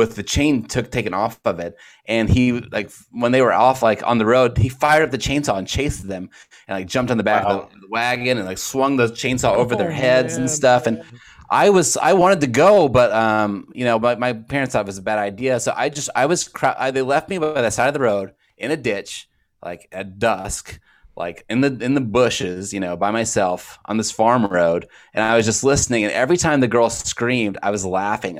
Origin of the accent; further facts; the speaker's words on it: Texas, United States; I grew up in Texas.